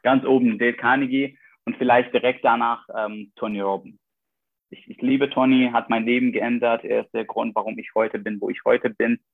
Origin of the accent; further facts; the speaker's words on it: Iraq; moved away as an adult; now in Germany; als irakische Studenten